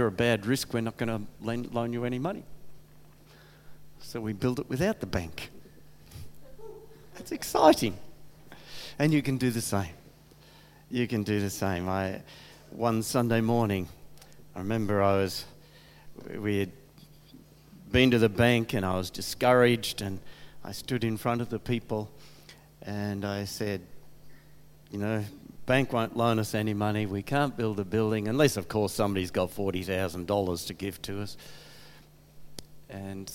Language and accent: English; Geelong, Victoria, Australia; also born or lived in Adelaide, Australia / Crystal Brook, Australia; now in Colac, Australia; We grew up around Geelong and got married in Geelong